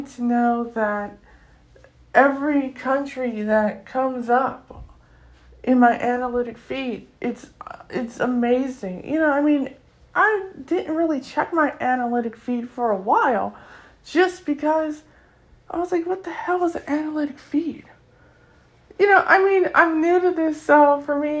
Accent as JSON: {"language": "English", "country": "United States", "said": "I come from North America, I come from the U.S."}